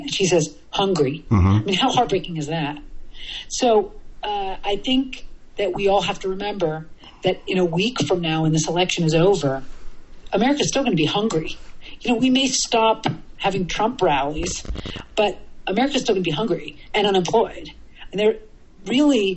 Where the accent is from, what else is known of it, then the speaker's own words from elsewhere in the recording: New York City, New York, United States; I'm from New York City